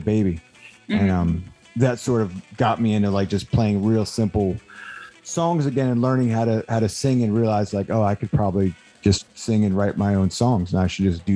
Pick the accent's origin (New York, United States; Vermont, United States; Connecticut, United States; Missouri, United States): New York, United States; moved away; also born or lived in Delaware; I grew up in New York. I was born in New York